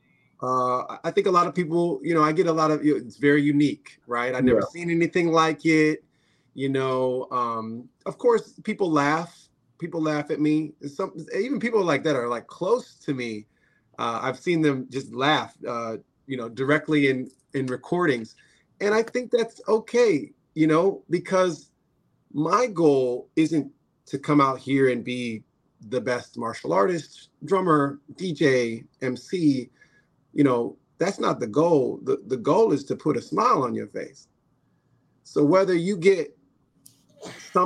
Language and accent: English; Chicago, Illinois, United States; I'm from Chicago